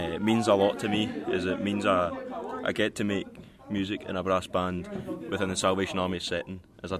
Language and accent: English; Scotland, United Kingdom; I'm from Scotland.